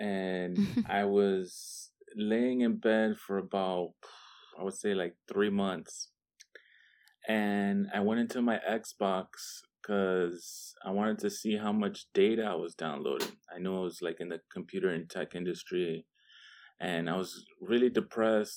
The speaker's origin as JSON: {"language": "English", "town": "Miami", "region": "Florida", "country": "United States", "tie": "born or raised there", "also_born_or_lived": "Vermont", "moved": "as an adult", "lives_now": "Washington, D.C., United States", "said": "I'm originally from Miami, Florida. I'm born and raised."}